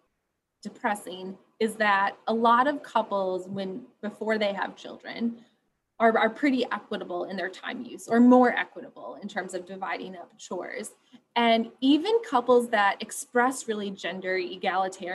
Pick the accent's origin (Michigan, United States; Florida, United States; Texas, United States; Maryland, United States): Michigan, United States; West; I grew up in West Michigan, which is a pretty conservative, homogenous area of the country